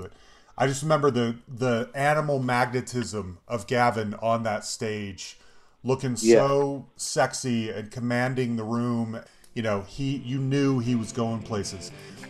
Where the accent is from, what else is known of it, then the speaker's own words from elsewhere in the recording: United States; because I'm an American